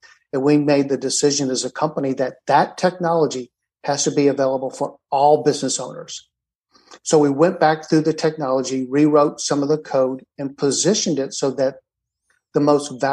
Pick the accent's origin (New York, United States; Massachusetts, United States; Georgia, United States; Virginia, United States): Georgia, United States; Atlanta; moved away; I was raised in Atlanta